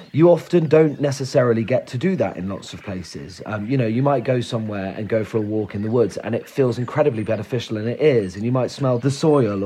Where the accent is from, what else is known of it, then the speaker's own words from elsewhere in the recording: Somerset, South West England, United Kingdom; I grew up in Somerset, so I still work there